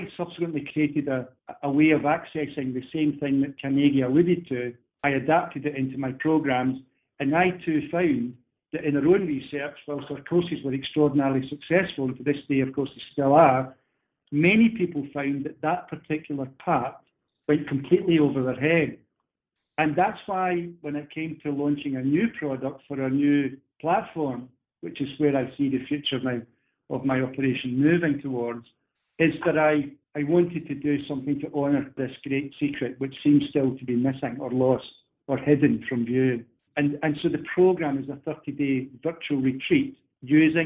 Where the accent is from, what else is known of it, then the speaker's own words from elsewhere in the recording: Scotland, United Kingdom; being a Scotsman myself